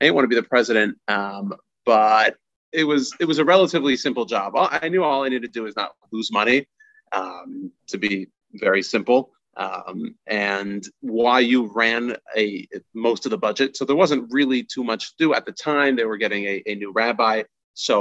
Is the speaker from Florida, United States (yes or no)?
no; Houston, Texas, United States; also born or lived in Washington Heights, New York; now in New York, United States; I'm just a small town boy from Houston, Texas